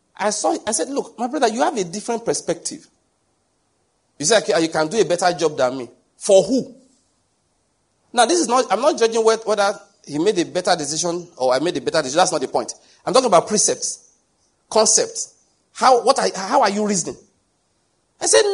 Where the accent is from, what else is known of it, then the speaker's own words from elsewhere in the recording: Nigeria; I'm from Nigeria